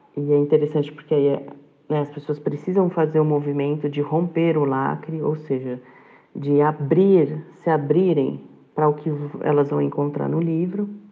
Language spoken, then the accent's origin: Portuguese; São Paulo, Brazil; moved away as an adult; now in Cabreúva, Brazil; eu sou de São Paulo e eu me mudei para a cidade de Cabreúva em 2014